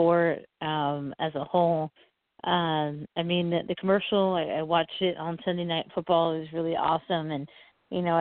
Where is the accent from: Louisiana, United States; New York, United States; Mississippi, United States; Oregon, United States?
Oregon, United States; I'm from Oregon, and Nike and Adidas is in my backyard